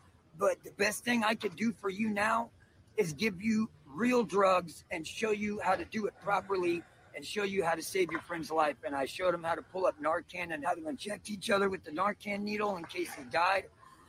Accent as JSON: {"language": "English", "country": "United States", "lives_now": "San Francisco, United States", "said": "Louisiana, Texas."}